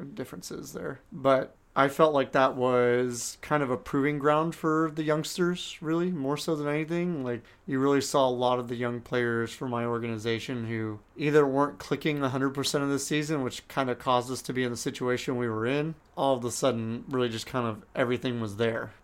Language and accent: English; Southern California, United States; growing up in Southern California